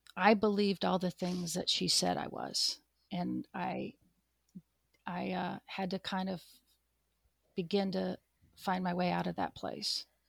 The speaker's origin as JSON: {"language": "English", "region": "Pacific Northwest", "country": "United States", "tie": "born or raised there", "moved": "yes", "said": "I grew up in the Pacific Northwest"}